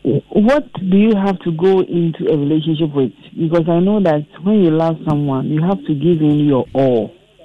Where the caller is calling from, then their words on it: Cape Coast, Central Region, Ghana; I'm calling from Cape Coast.